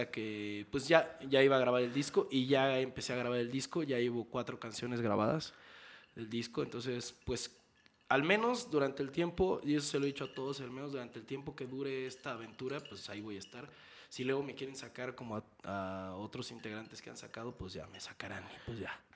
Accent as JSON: {"language": "Spanish", "country": "Mexico", "said": "El problema es de dónde venimos todos los metaleros de México. En México solo hay, hay como un solo hay como cuatro vertientes."}